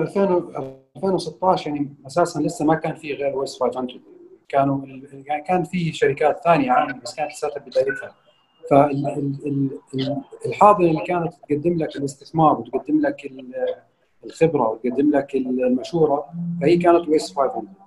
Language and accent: Arabic; Jordan; عندنا في الاردن